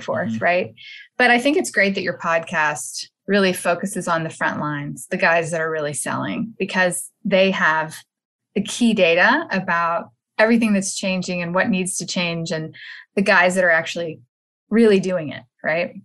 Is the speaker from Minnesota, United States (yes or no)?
no; Texas, United States; I am from Texas